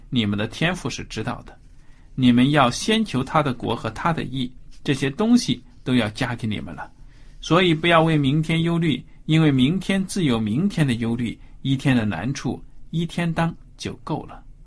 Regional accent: China; 丝绸好像是我们中国人最早对。开始采用嘛

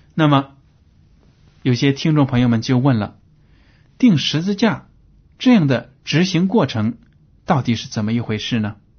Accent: China; 我们中国人呢 对鲜血看得很重

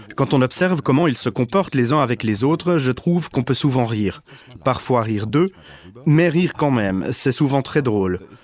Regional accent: Germany; je suis allemand

